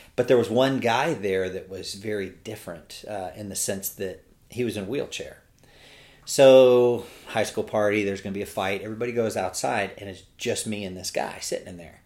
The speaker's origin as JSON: {"language": "English", "region": "California", "country": "United States", "moved": "as an adult", "lives_now": "Birmingham, United States", "said": "I'm from California"}